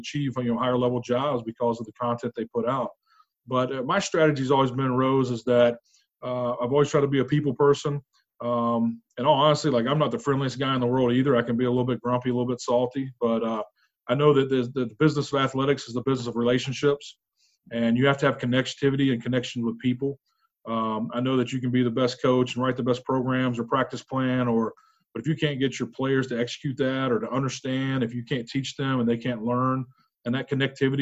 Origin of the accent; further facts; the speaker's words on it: North Carolina, United States; moved away as an adult; I grew up in North Carolina